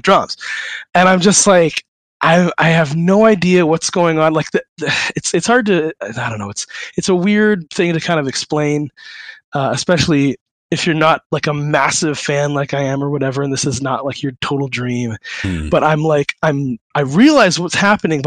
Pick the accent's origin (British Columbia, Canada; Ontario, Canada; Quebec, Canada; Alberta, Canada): Ontario, Canada; Waterloo; moved away; I'm from Waterloo originally